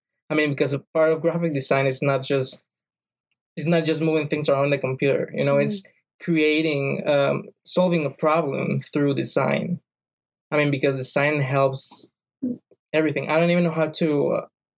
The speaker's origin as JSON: {"language": "English", "country": "Guatemala", "moved": "yes", "lives_now": "United States", "said": "I'm from Guatemala"}